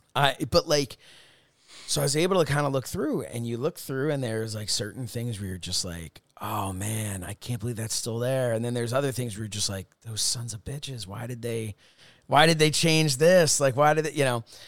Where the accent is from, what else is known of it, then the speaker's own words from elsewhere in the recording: Upper Dublin, Pennsylvania, United States; where I grew up in Upper Dublin was the township I grew up